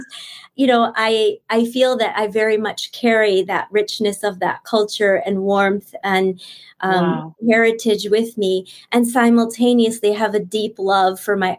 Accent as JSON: {"language": "English", "region": "New Jersey", "country": "United States", "tie": "born or raised there", "first_language": "Bengali", "second_language": "English", "said": "I lived actually in Jersey, was really a rich neighborhood of mixed heritage and ethnicity."}